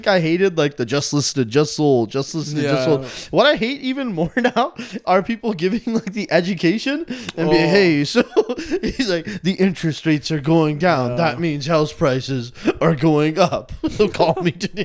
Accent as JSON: {"language": "English", "town": "Richmond", "region": "British Columbia", "country": "Canada", "tie": "born or raised there", "said": "I grew up in Richmond"}